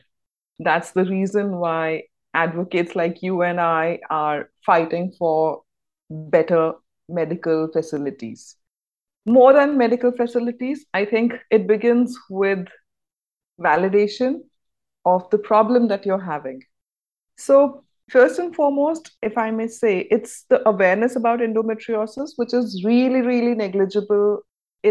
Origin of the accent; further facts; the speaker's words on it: India; I'm from India